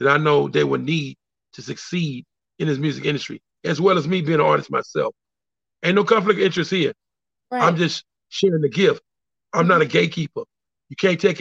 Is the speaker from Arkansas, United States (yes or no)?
yes; El Dorado, Arkansas, United States; moved away; also born or lived in California; I am from El Dorado, Arkansas. I represent El Dorado